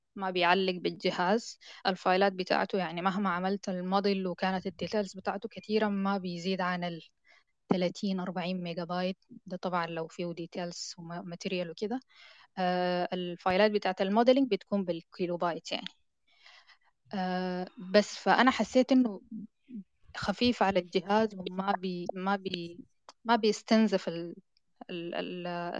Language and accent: Arabic; Sudan; البرامج اللي عندنا في السودان